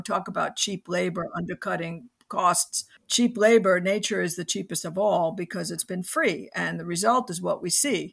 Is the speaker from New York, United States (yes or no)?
yes; New York City, New York, United States; I grew up in New York City